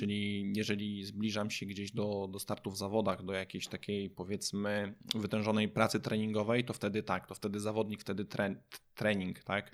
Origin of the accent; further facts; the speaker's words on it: Kętrzyn, Warmian-Masurian Voivodeship, Poland; now in Olsztyn, Poland; jestem z Olsztyna, e, pochodzę z Kętrzyna